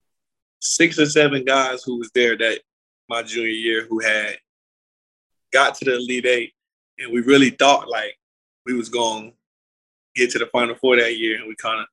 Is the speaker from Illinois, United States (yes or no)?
no; North Carolina, United States; I'm from North Carolina. I grew up a Tar Heel fan